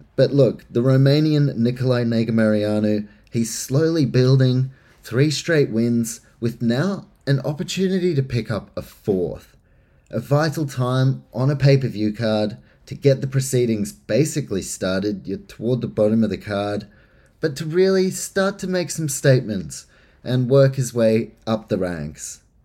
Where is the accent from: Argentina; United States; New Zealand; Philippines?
New Zealand; I am from New Zealand